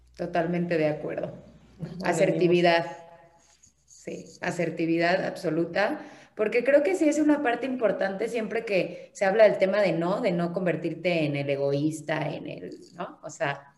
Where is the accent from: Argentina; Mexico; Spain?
Mexico; somos todos los mexicanos